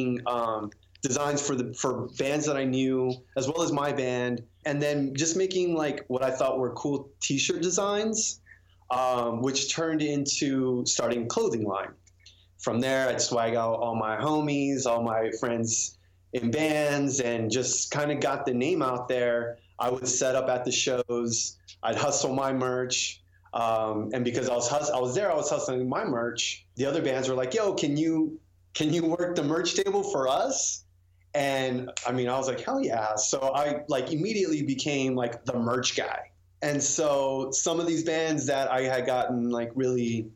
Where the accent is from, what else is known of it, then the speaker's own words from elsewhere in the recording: San Antonio, Texas, United States; now in Austin, United States; I moved to Austin from San Antonio, native Texan